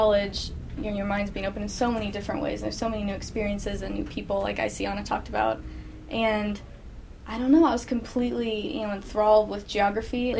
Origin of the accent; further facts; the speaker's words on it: Lexington, Kentucky, United States; I'm a junior. I'm from Lexington, Kentucky